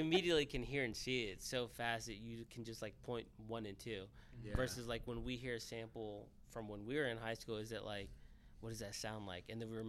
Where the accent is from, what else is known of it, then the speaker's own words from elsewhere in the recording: Ohio, United States; See, I grew up in Ohio